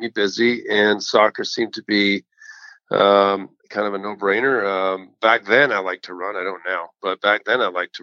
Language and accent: English; Oakville, Ontario, Canada; moved away as an adult; also born or lived in Buffalo, United States / Tampa, United States; now in Florida, United States; I grew up in Oakville, Ontario, just outside of Toronto.